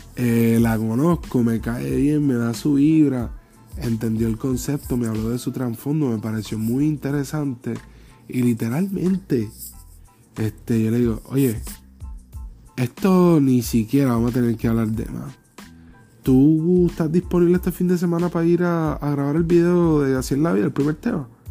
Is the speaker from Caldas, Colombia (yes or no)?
no; Paisa, Antioquia, Colombia; moved away; yo soy el paisa. O yo soy colombiano